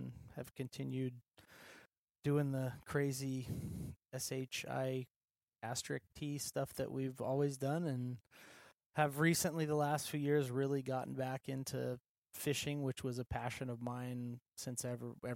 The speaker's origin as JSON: {"language": "English", "region": "Alaska", "country": "United States", "tie": "born or raised there", "said": "I'm born and raised in Alaska"}